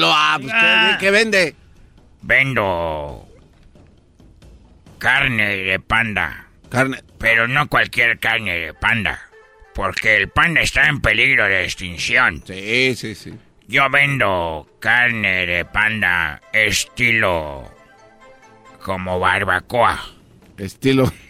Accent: China; now in Mexico; cuando yo vine por primera vez de China a México. Yo quiero que sepan que me dedico en China a vender.

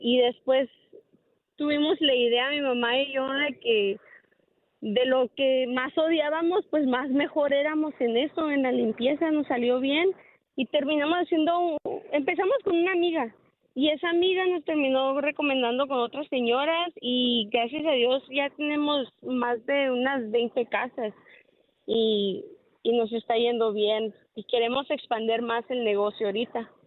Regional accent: Tucson, Arizona, United States; also born or lived in Sonora / Phoenix, Arizona; Yo soy de Tucson, Arizona

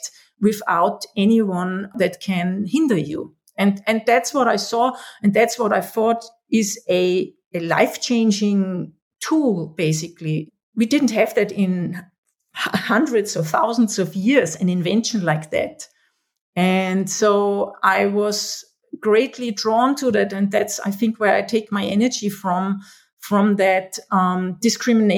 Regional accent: Austria; I was born in Austria 53 years ago already

